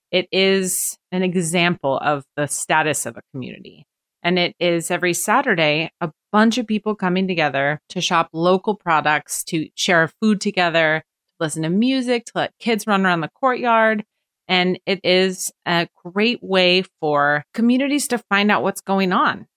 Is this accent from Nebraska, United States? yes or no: no; Portland, Oregon, United States; moved away as an adult; now in Apex, United States; I'm from Portland originally, and, and my husband's from Washington State. So he had already moved. I had never moved in my entire life, lived within twenty mile radius